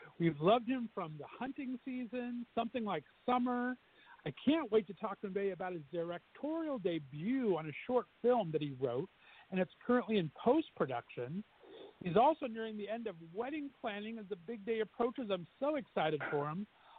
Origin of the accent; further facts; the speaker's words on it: Southern California, United States; moved away as an adult; also born or lived in Portland, Oregon; now in Northeast Ohio, United States; I'm a Southern California boy at heart. That's where I was born and raised, and I've been banished to Northeast Ohio for, gosh, almost 18 years now.